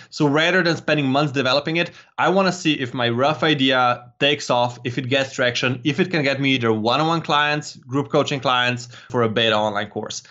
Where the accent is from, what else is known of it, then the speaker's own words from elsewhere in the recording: Slovenia; I'm from Slovenia